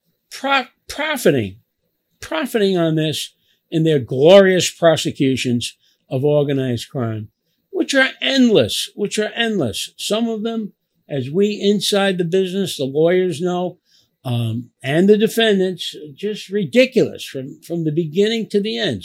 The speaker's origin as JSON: {"language": "English", "town": "New York City", "region": "New York", "country": "United States", "tie": "born or raised there", "also_born_or_lived": "Little Italy, Manhattan", "said": "I grew up in a place called Knickerbocker Village, what we called the Fourth Ward"}